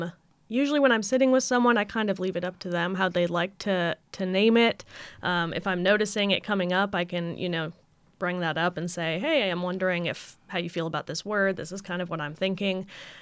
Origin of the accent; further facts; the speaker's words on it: Idaho, United States; And I'm originally from Idaho in the U.S., the potato state.